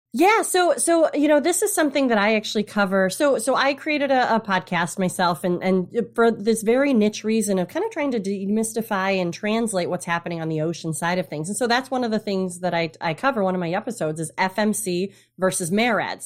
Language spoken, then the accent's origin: English; Traverse City, Michigan, United States; also born or lived in south coast of Massachusetts; now in Massachusetts, United States; originally from Michigan, Traverse City, Michigan, up north. North. I grew up on the lakes